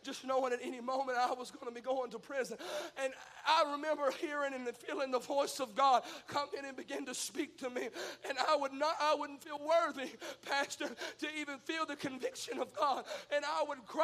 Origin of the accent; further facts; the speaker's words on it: Mississippi, United States; I speak in double negatives. I'm from Mississippi.